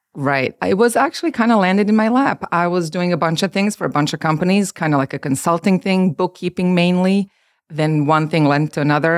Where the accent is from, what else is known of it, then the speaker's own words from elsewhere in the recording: Belgrade, Serbia; moved away as an adult; also born or lived in Croatia / New Jersey; now in United States; I'm from Serbia. I was born and raised there. I came to the Americas when I was twenty.